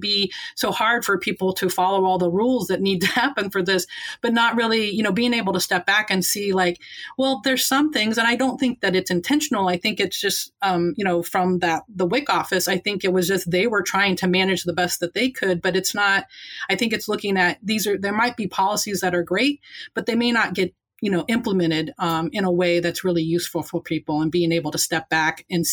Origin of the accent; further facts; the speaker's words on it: Indiana, United States; moved away as an adult; also born or lived in Baltimore, Maryland; now in Chicago, United States; growing up in Indiana is like, you know, I grew up in these small towns where everybody knew you